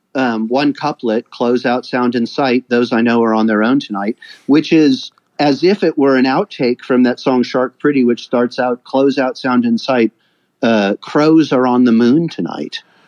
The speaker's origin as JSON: {"language": "English", "town": "Davis", "region": "California", "country": "United States", "tie": "born or raised there", "moved": "as an adult", "lives_now": "Stockholm, Sweden", "said": "I grew up in Davis, California"}